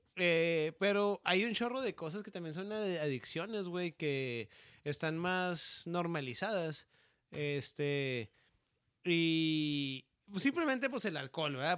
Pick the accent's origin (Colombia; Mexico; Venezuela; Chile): Mexico; northern Mexico; mexicano del norte